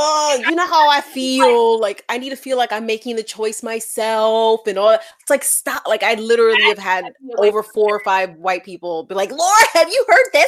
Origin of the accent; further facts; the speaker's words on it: New York City, New York, United States; now in Portland, United States; from the Bronx, New York, living in Portland, Oregon.